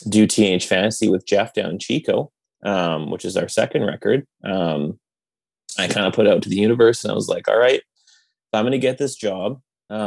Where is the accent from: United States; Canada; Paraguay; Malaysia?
Canada; being a Canadian band